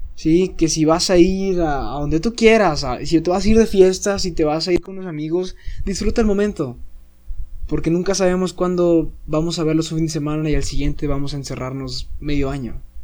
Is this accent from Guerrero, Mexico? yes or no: no; Saltillo, Coahuila, Mexico; moved away as an adult; now in Monterrey, Mexico; yo soy foráneo, soy de Saltillo y ahorita pues vivo aquí en Monterrey